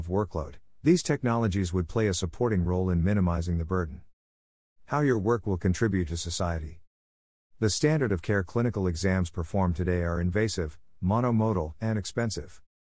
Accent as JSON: {"language": "English", "country": "India", "tie": "born or raised there", "said": "Growing up in India, I realized that there is a significant shortage of clinicians per capita"}